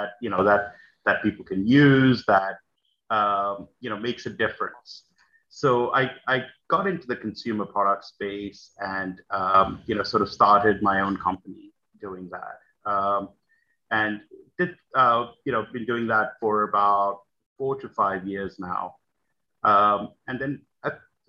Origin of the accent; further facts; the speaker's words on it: Australia; moved away as an adult; also born or lived in New York; I grew up in Australia